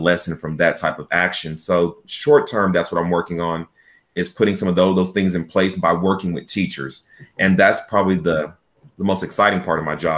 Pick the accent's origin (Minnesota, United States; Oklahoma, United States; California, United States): Oklahoma, United States; Chickasha; I was born and raised in Chickasha. I attended Chickasha Public Schools from Head Start all the way through high school